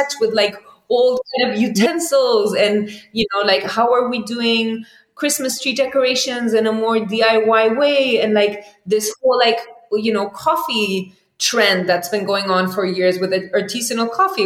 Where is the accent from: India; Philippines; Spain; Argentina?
Spain; I grew up in Spain